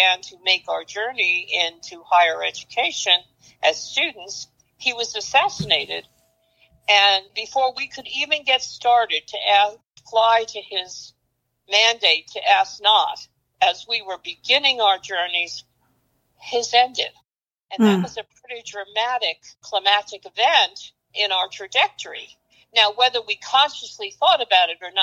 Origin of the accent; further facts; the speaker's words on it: New York City, New York, United States; I grew up in Brooklyn and Queens